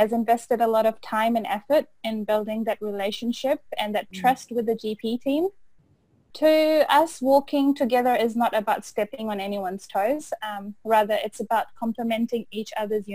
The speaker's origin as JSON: {"language": "English", "country": "Fiji", "also_born_or_lived": "Otago, New Zealand", "moved": "yes", "lives_now": "Auckland, New Zealand", "said": "I am originally from Fiji and I completed my Bachelor of Pharmacy from Otago in 2009 before moving to Auckland to do my internship"}